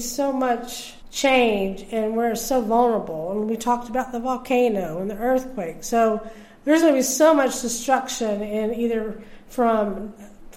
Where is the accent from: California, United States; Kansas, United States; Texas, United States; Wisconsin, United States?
Texas, United States; I'm from Texas